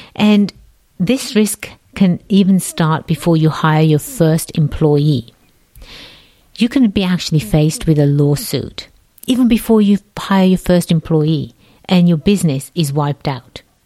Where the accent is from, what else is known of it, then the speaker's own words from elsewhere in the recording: England, United Kingdom; accent: English; my English accent really isn't a real English accent